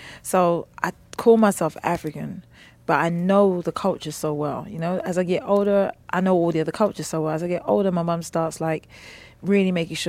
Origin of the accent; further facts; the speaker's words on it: London, United Kingdom; moved away; I'm from West, first of all.